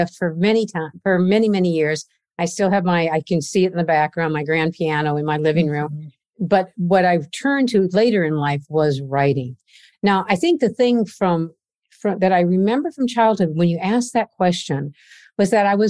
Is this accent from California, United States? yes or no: no; Iowa, United States; now in Boston, United States; But my growing up years was in Iowa, in the middle of the country